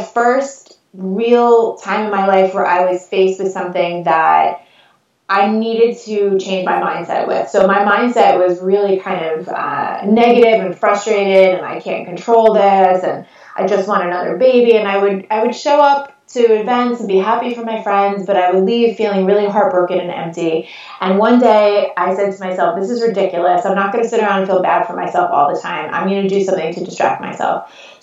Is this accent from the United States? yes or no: yes; North Shore of Long Island, New York, United States; accent: Long Island; I'm born and raised in New York